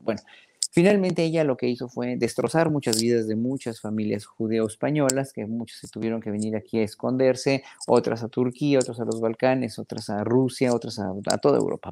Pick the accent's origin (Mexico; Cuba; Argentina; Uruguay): Mexico; nos pagaban a los solistas mexicanos